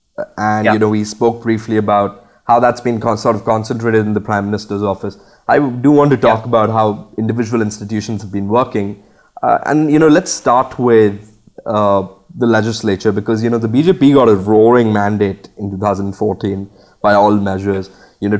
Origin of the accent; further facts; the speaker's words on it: Bhopal, Madhya Pradesh, India; I did grow up in India, in Bhopal.